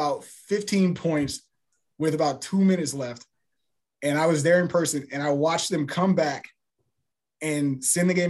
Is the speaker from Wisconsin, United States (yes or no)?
no; Houston, Texas, United States; Born and raised in Houston, Texas